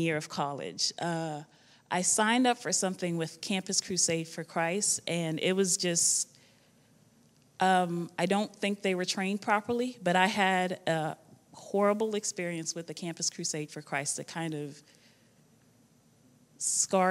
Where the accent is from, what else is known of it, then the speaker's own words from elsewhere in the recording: Guyana; moved away; I was born in Guyana. It's a small country in South America, located between Suriname and Brazil.